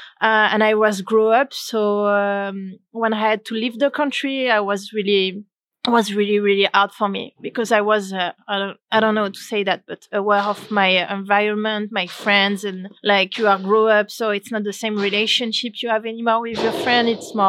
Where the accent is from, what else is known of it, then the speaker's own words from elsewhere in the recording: Pau, Nouvelle-Aquitaine, France; English is a second language; I'm from France, the south of France, actually near to Spain. The name of the city is Pau.